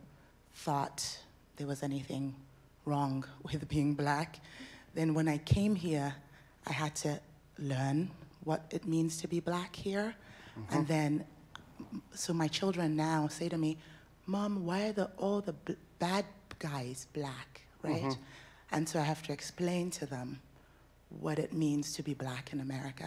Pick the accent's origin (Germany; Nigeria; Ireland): Nigeria; now in United States; I was born and raised in Nigeria, and I moved to the US